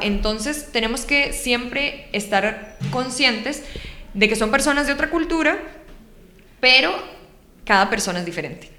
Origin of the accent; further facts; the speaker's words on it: Costa Rica; los ticos tal vez no estamos acostumbrados a hacer